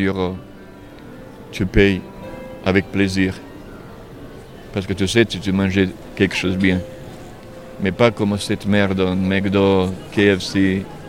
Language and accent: French; Serbia; French is a second language; moved away as an adult; quand je vais chez moi, en Serbie